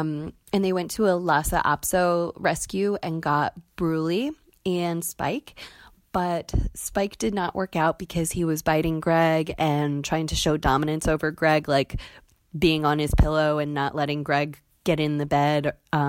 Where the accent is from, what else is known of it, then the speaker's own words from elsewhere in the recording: Pennsylvania, United States; I'm from Pennsylvania